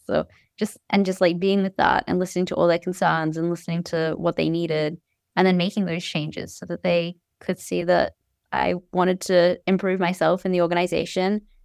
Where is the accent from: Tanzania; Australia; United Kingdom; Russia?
Australia; Cairns, Queensland; moved away as an adult; now in United States; I grew up in Cairns in far north Queensland. Um, I was there from when I was born until I was eighteen.